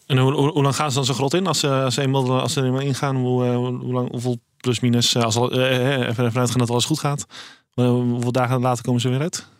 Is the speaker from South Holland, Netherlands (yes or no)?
yes; Rotterdam, South Holland, Netherlands; ik kom uit Rotterdam